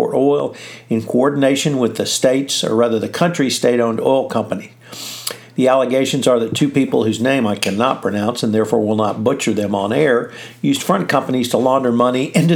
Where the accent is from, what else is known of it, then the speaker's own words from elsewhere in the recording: Texas, United States; as a Texan